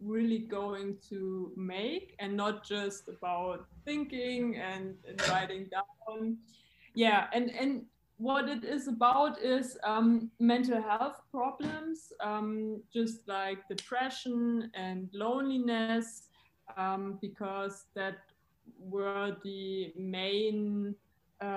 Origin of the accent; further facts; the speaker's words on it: Germany; also born or lived in Frankfurt; from Germany. I'm currently based in Frankfurt.